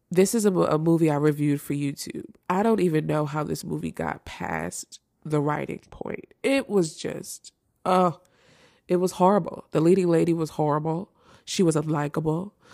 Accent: Philadelphia, Pennsylvania, United States; Philly is my hometown

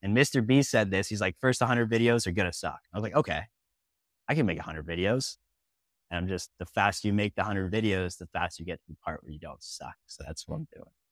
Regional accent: Kitchener, Ontario, Canada; I grew up in Ontario, like Kitchener, Ontario

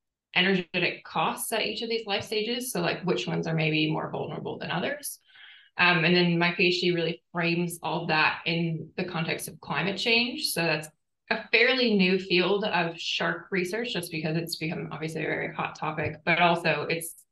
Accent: United States; moved away as an adult; also born or lived in Boston; now in Townsville, Australia; as an American

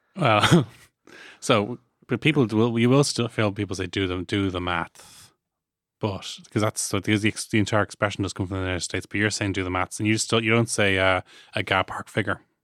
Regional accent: Ireland; ourselves as Irish people

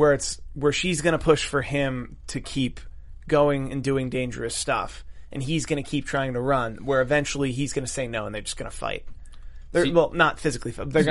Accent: United States; I'm American.

